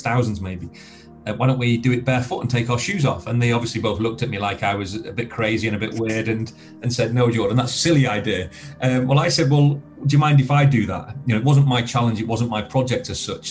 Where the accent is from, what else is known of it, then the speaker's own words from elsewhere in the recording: Blackpool, North West England, United Kingdom; I grew up in Blackpool, um, in Lancashire